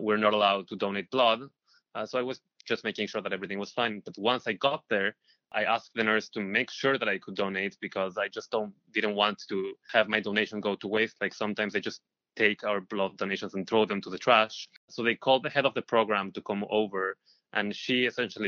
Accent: Israel; moved away as an adult; now in New York, United States

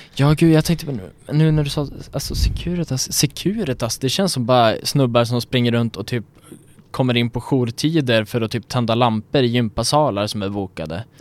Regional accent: Sweden; vi som svenskar när vi är utomlands

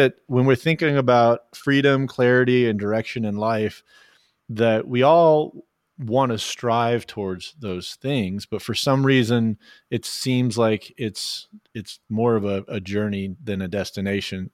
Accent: Oklahoma, United States; I was born in Oklahoma

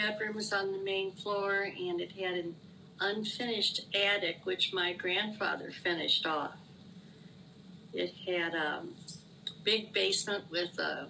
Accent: St. Louis, Missouri, United States; also born or lived in Naperville; growing up in St. Louis when I was little

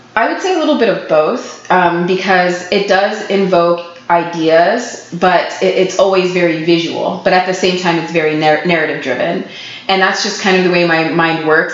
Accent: Florida, United States; moved away; I'm from Florida

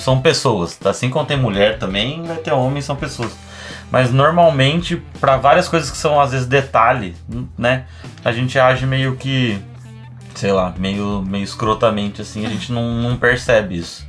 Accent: São Paulo, Brazil; moved away as an adult; now in Porto Alegre, Brazil; eu sou de São Paulo, na verdade. Eu vim pra cá, pra Porto Alegre, pra fazer meu doutorado

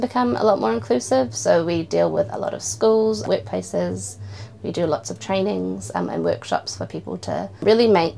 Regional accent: Auckland, New Zealand; I grew up in East Auckland

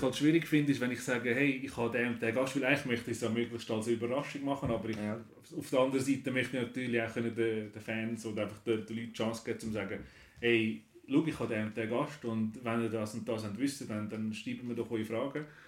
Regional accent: Switzerland; bei uns in der Schweiz

